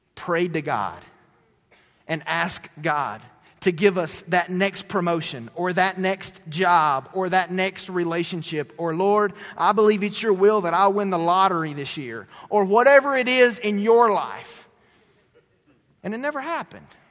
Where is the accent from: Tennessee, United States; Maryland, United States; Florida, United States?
Tennessee, United States; moved away; my hometown in Tennessee